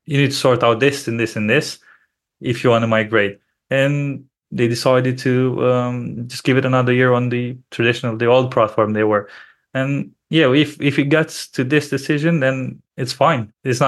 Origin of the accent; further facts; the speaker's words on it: Romania; because both myself and my business partner, we're originally from Romania.